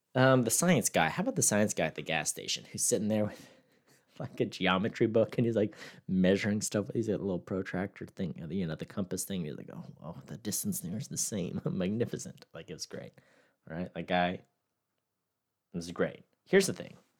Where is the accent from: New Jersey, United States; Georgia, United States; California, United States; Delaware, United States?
California, United States; Victorville; the place I'm from, like, the crime rate's decently high where I'm, like, born and raised